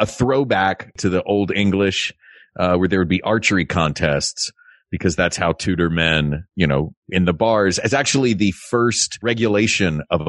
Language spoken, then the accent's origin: English; the South, United States; I'm from the South.